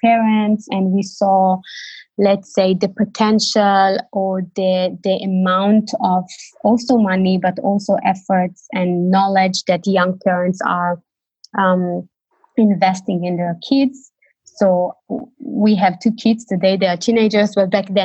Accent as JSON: {"language": "English", "town": "Tel Aviv", "region": "Tel Aviv District", "country": "Israel", "moved": "as an adult", "lives_now": "Berlin, Germany", "said": "I live in Berlin for 6 years. I'm originally from Tel Aviv"}